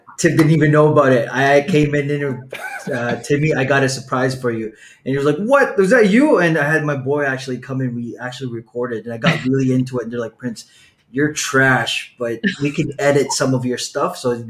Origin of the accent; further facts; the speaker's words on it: Philippines; I'm Filipino